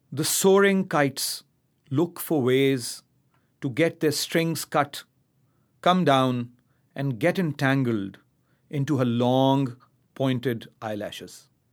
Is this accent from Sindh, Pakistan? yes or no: yes; Karachi, Sindh, Pakistan; also born or lived in Islamabad; I come from Karachi. I was born there, brought up there.